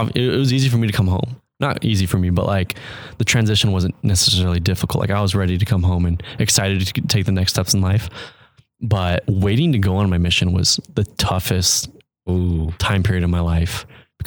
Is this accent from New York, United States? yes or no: no; Mesa, Arizona, United States; also born or lived in Mexico; growing up in Arizona